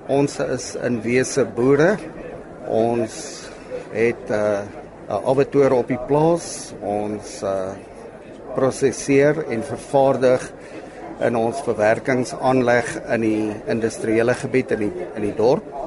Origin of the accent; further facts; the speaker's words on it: George, Western Cape, South Africa; Kyk, Lesa, ek is van George in die Suid-Kaap. Toevallig die dorp wat die vinnigste groei, nie meer 'n dorpie, dit raak 'n metropool. Uh Ons is daar, ek en my broer Louis is daar eh, gebore.